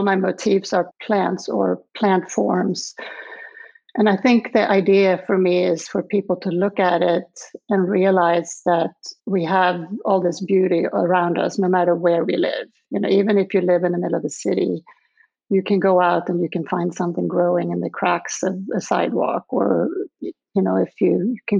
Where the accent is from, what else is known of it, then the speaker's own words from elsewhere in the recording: Lund, Skåne, Sweden; English is a second language; moved away as an adult; now in Charlottesville, United States; where I grew up was outside of Lund, which is in the southern part of Sweden